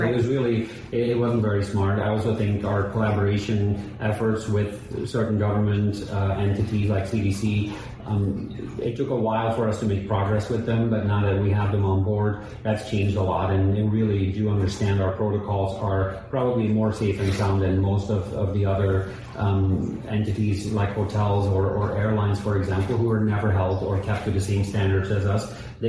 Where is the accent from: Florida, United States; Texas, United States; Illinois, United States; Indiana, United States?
Florida, United States; Miami; Even during the pandemic, we're from Miami. We know what was going on.